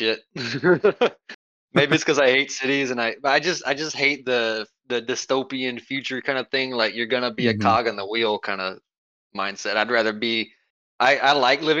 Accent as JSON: {"language": "English", "country": "United States", "said": "being an American dude"}